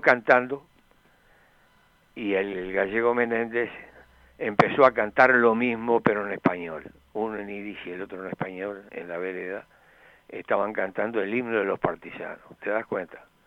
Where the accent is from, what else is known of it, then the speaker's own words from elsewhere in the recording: Florida, Uruguay; yo nací en Florida